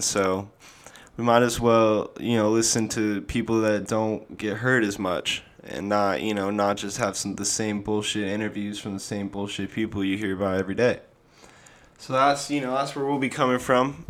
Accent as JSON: {"language": "English", "town": "Sun Valley", "region": "Idaho", "country": "United States", "also_born_or_lived": "Phoenix, Arizona / San Diego, California", "moved": "yes", "said": "I am from Sun Valley, Idaho, originally. I have lived in Phoenix, Arizona, and San Diego, California, as well"}